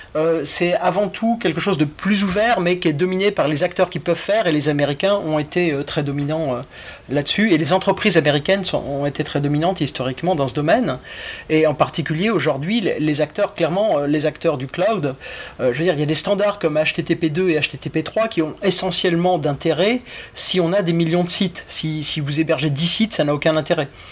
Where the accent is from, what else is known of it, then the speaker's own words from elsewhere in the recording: France; je suis français